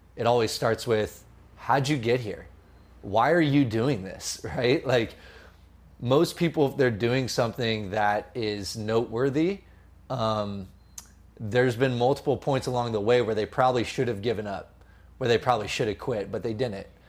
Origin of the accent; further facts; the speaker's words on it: San Jose, California, United States; also born or lived in Los Angeles; now in Sonoma County, United States; I grew up in San Jose originally.